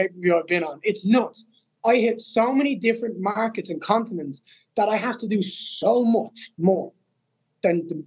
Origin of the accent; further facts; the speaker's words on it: Dublin, Leinster, Ireland; To fight in my hometown, to be the guy that brought them back, to slay a top 10 opponent in Dublin, Ireland